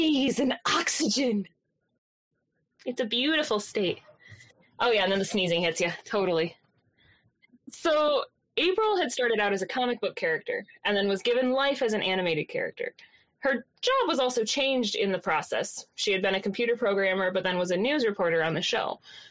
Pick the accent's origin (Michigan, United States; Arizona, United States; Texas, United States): Michigan, United States; Hastings; also born or lived in Standish, Michigan; I was born and raised in Hastings, so 45 minutes from Lansing